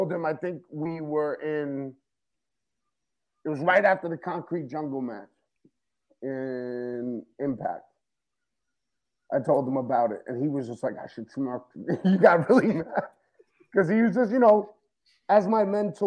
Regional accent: Yonkers, New York, United States; growing up in Yonkers

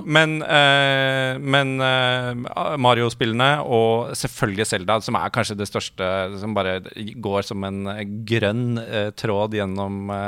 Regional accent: Oslo, Norway; Jeg er fra Ullern

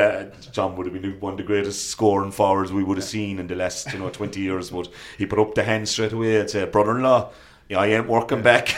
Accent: Clare, Munster, Ireland; I'm a pro clear man.

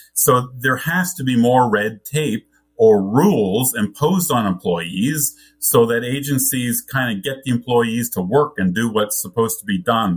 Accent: Canada; I grew up in Canada with a British, which has a British parliamentary system.

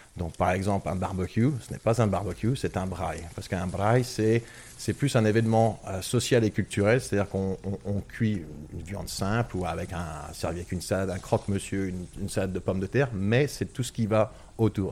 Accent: France; moved away as an adult; now in South Africa

